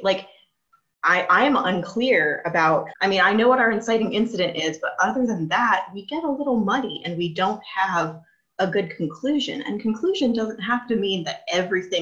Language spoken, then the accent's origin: English; the South, United States; I'm from the South